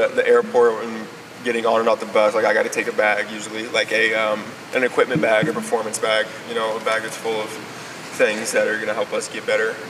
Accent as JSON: {"language": "English", "region": "Illinois", "country": "United States", "moved": "as an adult", "lives_now": "Orlando, United States", "said": "Actually, it's funny, because being from Illinois, like, I grew up an Illinois basketball fan"}